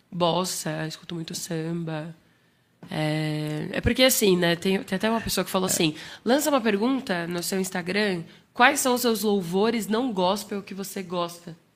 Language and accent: Portuguese; Bahia, Brazil; O Lu é uma delícia de ouvir, porque a gente veio da Bahia. E essa coisa que desde pequeno é um negócio que não sei, parece que tá na veia, sabe?